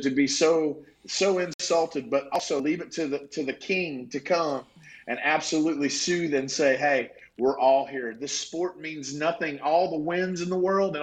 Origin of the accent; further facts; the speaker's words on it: Bristol, Tennessee, United States; That's where I grew up in Bristol, Tennessee